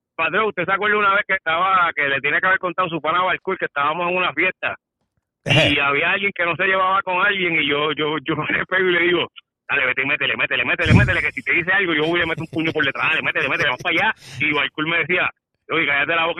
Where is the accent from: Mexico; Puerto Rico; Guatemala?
Puerto Rico; sigo siendo boricua